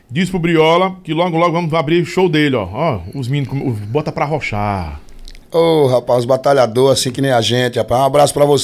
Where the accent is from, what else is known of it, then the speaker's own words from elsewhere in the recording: Rio Grande do Norte, Brazil; now in Brasília, Brazil; Lobão, eu sou do Rio Grande do Norte, moro em Brasília.